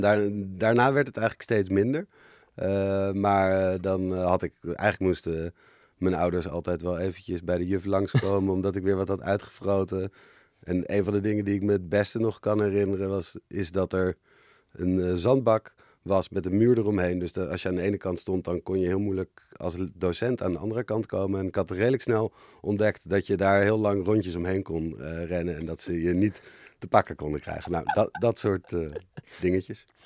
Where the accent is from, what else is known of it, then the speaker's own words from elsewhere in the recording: Amsterdam, North Holland, Netherlands; we hebben eerst op de Bloemgracht in, eh, Amsterdam gewoond.